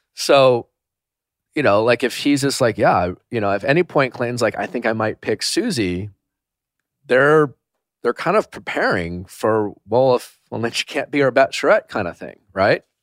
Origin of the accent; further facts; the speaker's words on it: Milwaukee, Wisconsin, United States; I flew from, uh, Belgium straight to Milwaukee. I had the first hometown